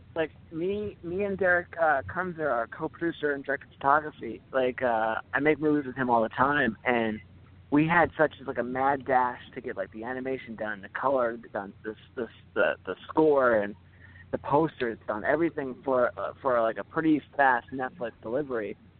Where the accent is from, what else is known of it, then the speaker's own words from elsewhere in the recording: Philadelphia, Pennsylvania, United States; I'm from Philadelphia